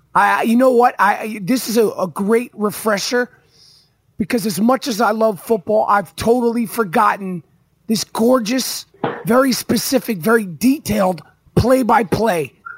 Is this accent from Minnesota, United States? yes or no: no; New York, United States; I'm a New Yorker.